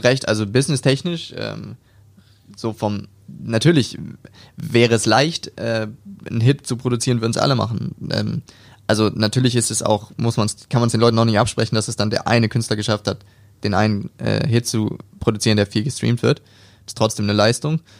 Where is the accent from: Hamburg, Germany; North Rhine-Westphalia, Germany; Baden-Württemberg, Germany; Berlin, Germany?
Hamburg, Germany; born or raised there; moved away as an adult; now in Stuttgart, Germany